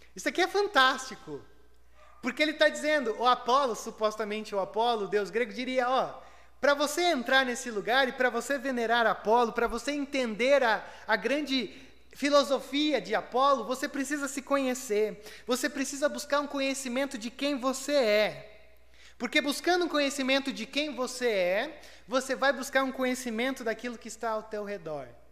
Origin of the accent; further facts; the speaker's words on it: Brazil; nós brasileiros